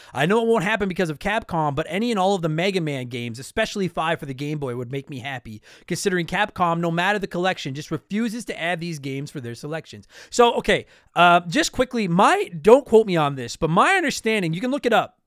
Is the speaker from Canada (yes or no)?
yes; Canada; I'm Canadian. I live here right now. It's fucking snowing outside. I live in Canada.